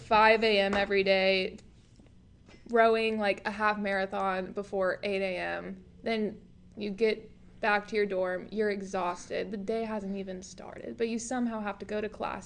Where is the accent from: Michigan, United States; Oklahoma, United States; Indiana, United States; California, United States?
Oklahoma, United States; Chandler; now in Norman, United States; I grew up in Chandler, Oklahoma.